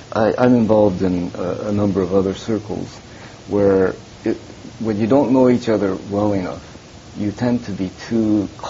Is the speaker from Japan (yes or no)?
yes; Japan; born there; I also acknowledge the fact that I was born in Japan.